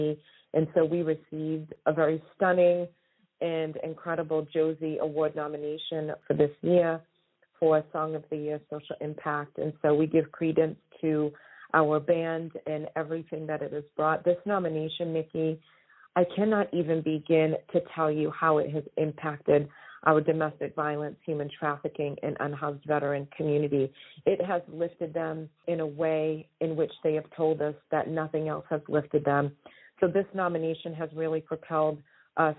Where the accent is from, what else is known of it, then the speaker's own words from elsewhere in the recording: Taunton, Massachusetts, United States; moved away as an adult; also born or lived in Hollywood, California; I was born and raised in Taunton, Massachusetts